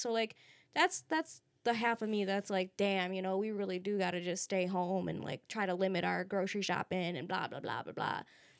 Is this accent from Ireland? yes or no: no; Peru; I'm from Peru.